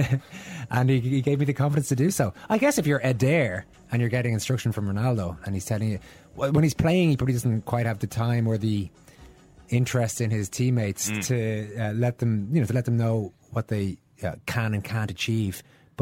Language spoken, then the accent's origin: English; Ireland; We're a little more buttoned up as Irish people.